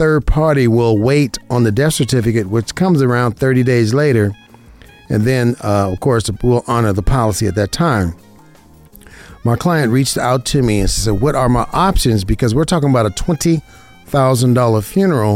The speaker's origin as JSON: {"language": "English", "town": "Las Vegas", "region": "Nevada", "country": "United States", "tie": "born or raised there", "said": "I'm an insurance broker right here in Las Vegas, Nevada, my hometown, born and raised in Las Vegas, Nevada"}